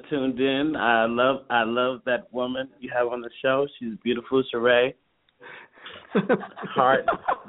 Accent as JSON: {"language": "English", "region": "New York", "country": "United States", "moved": "yes", "lives_now": "Los Angeles, United States", "said": "I'm originally from New York, but I've been here for 23 years"}